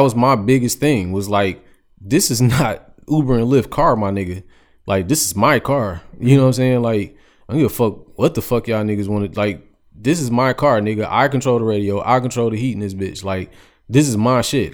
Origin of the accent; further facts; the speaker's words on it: United States; I grew up on the East Side. So, Eastland Mall was, like, my second home